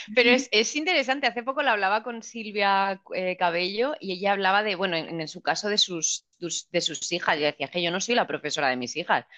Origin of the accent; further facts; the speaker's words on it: Region of Murcia, Spain; also born or lived in France; soy de Murcia